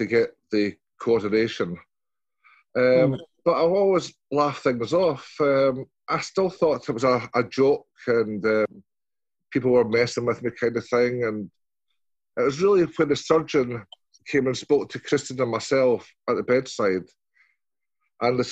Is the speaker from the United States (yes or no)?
no; Scotland, United Kingdom; I'm Scottish